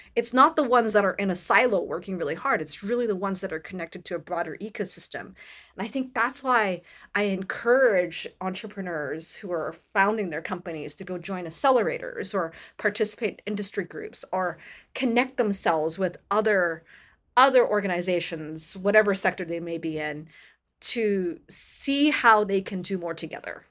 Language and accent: English; Canada; I come from Canada